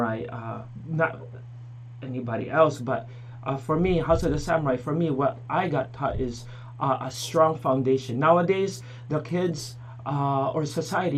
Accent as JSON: {"language": "English", "town": "Honolulu", "region": "Hawaii", "country": "United States", "tie": "born or raised there", "also_born_or_lived": "Philippines", "moved": "yes", "lives_now": "New Hampshire, United States", "said": "Originally, I'm from the Philippines. And my parents moved us from Philippines to Hawaii when I was four."}